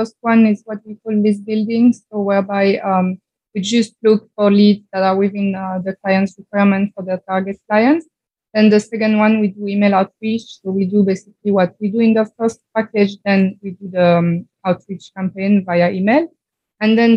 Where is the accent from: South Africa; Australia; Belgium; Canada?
Belgium; I'm from Belgium